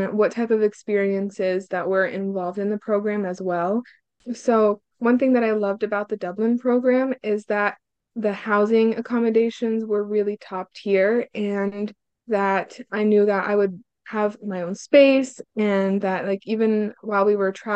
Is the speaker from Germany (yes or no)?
no; Hungary; now in Terre Haute, United States; I'm from a small little town, like 2 hours from Budapest, so I'm nowhere near the city, closer to the Croatian border